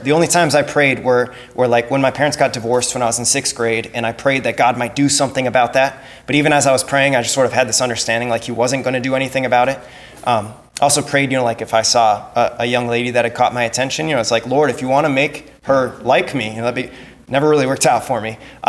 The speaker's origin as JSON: {"language": "English", "town": "Crookston", "region": "Minnesota", "country": "United States", "tie": "born or raised there", "said": "I grew up in Crookston, and I grew up in a family that didn't go to Mass on Sundays."}